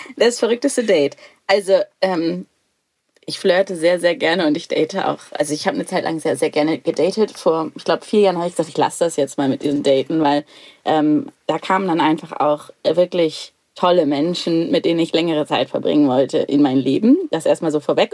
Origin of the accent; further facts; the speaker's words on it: Lüneburg Heath, Lower Saxony, Germany; Mein erstes Leben auf dem Bauernhof, groß geworden in der Lüneburger Heide